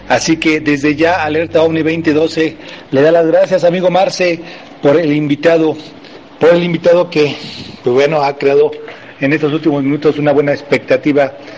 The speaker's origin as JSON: {"language": "Spanish", "country": "Mexico", "said": "nacionalidad mexicana"}